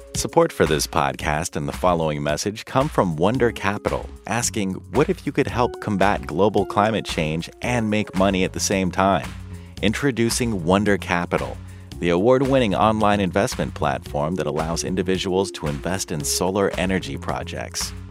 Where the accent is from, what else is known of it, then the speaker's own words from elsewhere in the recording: San Antonio, Texas, United States; moved away; I am from San Antonio and Bear County, that county